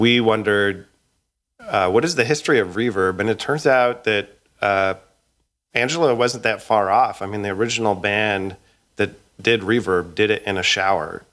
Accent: Edmonton, Alberta, Canada; now in United States; I grew up in Edmonton, Alberta, in a neighborhood called, uh, Woodvale in, uh, Millwoods.

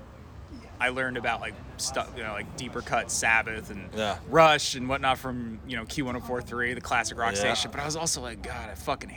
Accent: New Jersey, United States; moved away; I grew up in New Jersey

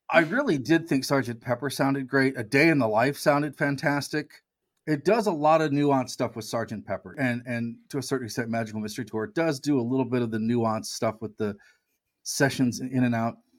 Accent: United States; I'm American

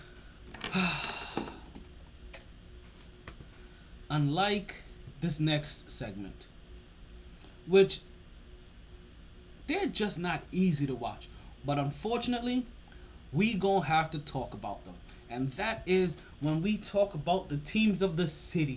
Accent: New York, United States; now in Miami, United States

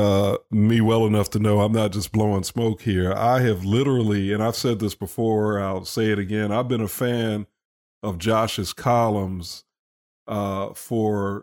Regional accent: Chicago, Illinois, United States; I grew up in Chicago

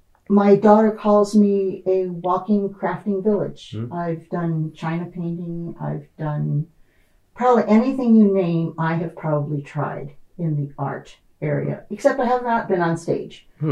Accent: Indiana, United States; moved away; I was born and raised in Indiana. So I'm a Hoosier by birth. I lived in the rural area of Indiana and grew up on a farm.

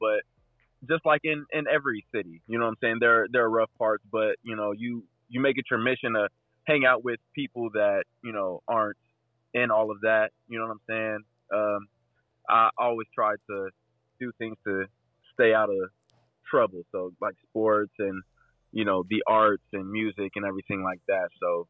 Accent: Dayton, Ohio, United States; I grew up in Dayton. I grew up kind of on the outskirts in Huber Heights.

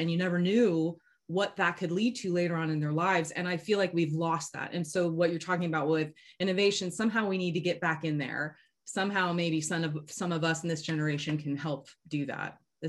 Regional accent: Florida, United States; I grew up in Florida.

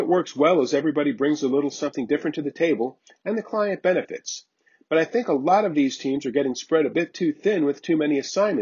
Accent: South Florida, United States; I grew up in South Florida

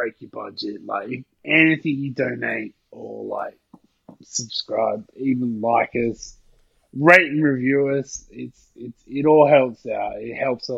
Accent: Australia; I'm Australian

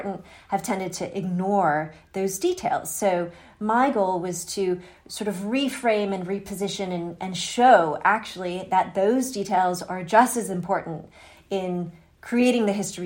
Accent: United States; I am an American and I'm living in the United States right now

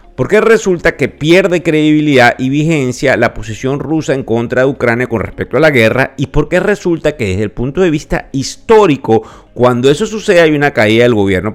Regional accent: Venezuela; accent: Venezuelan; Yo soy venezolano, me cuesta mucho quitarme mi acento

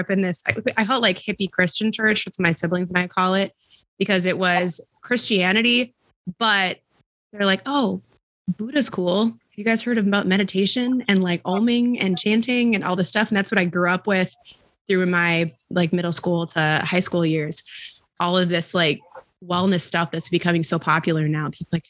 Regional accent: Bloomington, Minnesota, United States; also born or lived in Houston, Texas; I was born down in Texas, in Houston. And my brother and I and my family moved up here to Minnesota when I was 3

